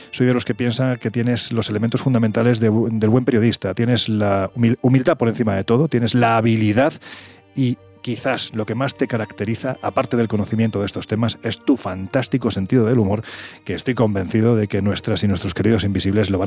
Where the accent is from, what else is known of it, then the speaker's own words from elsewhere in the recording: Andalusia, Spain; yo soy andaluz. Los andaluces somos un poquitín supersticiosos.